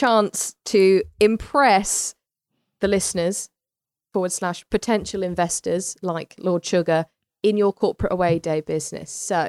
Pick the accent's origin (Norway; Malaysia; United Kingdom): United Kingdom; We're very British.